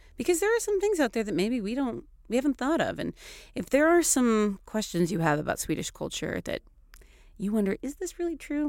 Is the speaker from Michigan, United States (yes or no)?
no; Seattle, Washington, United States; moved away as an adult; also born or lived in Florida; now in Stockholm, Sweden; I'm from Seattle